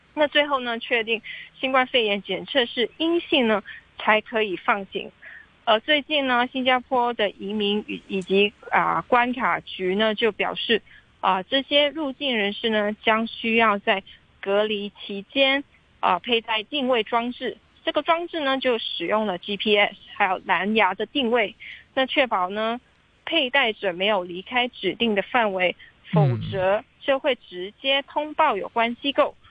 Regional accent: Hong Kong; 香港人其实爱 日本的漫画的文化

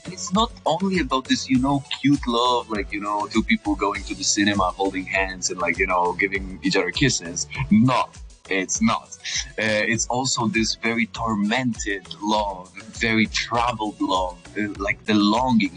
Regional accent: Poland; I'm a countertenor from Poland.

